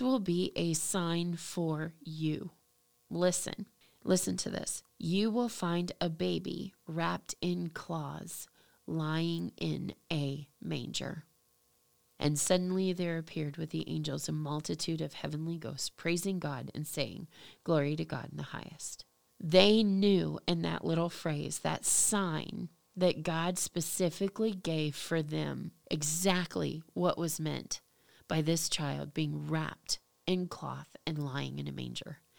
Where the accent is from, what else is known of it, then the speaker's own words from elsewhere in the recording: United States; as an American, as you know somebody from over here